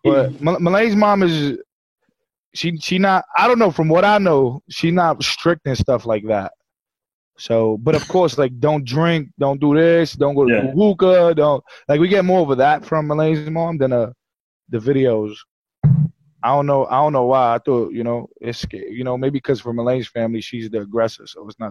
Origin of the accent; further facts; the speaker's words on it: New York City, New York, United States; also born or lived in New Jersey; I'm from Brooklyn and Queens